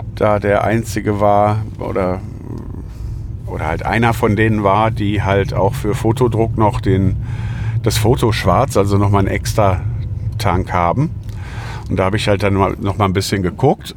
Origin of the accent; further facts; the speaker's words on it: Lüdenscheid, North Rhine-Westphalia, Germany; meiner Geburtsstadt Lüdenscheid